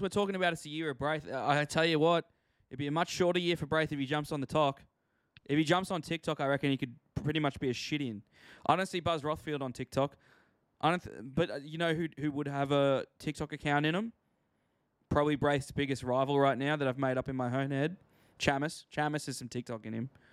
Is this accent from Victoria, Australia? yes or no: no; Queensland, Australia; I'm from Queensland